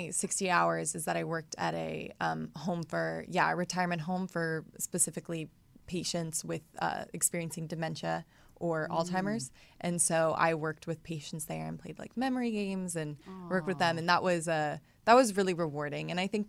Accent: Atlanta, Georgia, United States; now in Los Angeles, United States; Atlanta. Great. I think it's a perfect mixture of the metropolitan city and the sort of charming Old South, Southern hospitality.

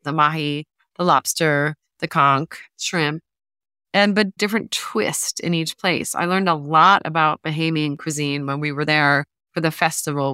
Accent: New Jersey, United States; now in New York, United States; I grew up in New Jersey

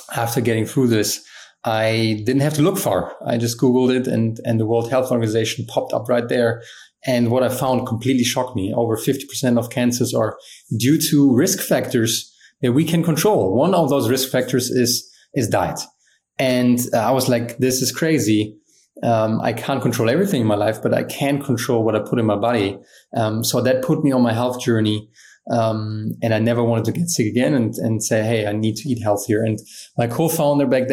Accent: Germany; growing up in Germany, I was always an athlete.

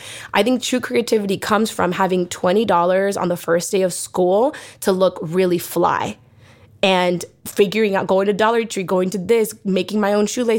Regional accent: Los Angeles, California, United States; I definitely attribute my entrepreneurial spirit from growing up in Mid-City, in Pacoima, in these like underprivileged areas that are Black and Brown communities

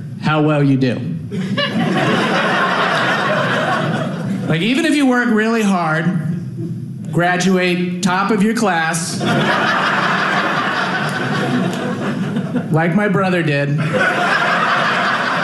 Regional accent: San Antonio, Texas, United States; I grew up in Texas, right outside of San Antonio. That's where I was born and raised

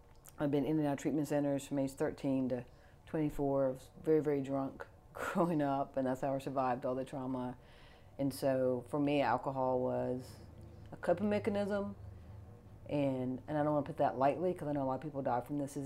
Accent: Fort Knox, Kentucky, United States; I was born in Fort Knox, Ireland Army Hospital.

